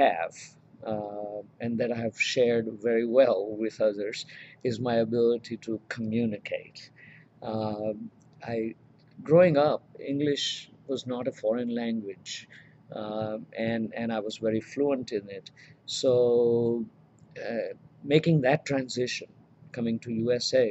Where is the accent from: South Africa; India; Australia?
India; moved away as an adult; now in Roanoke, United States; As a person growing up in India, I was always interested in comparing religions.